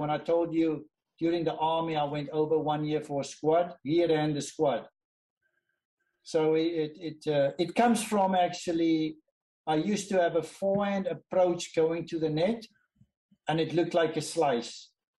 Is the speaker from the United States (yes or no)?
no; South Africa; I was from South Africa. And during the apartheid, not a lot of people wanted to sponsor South Africans.